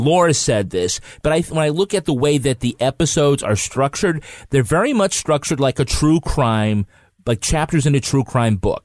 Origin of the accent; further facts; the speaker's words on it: United States; I'm American